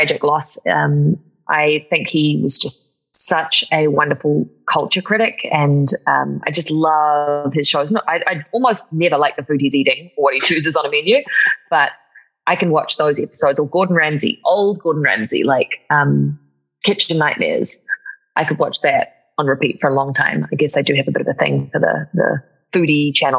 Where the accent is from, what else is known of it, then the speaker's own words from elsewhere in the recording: New Zealand; moved away; In New Zealand, there's a lot of that too. Every sentence sounds like a question, where it doesn't matter if we're asking something or not. Yes. That's a big speech pattern that gives me away in my accent sometimes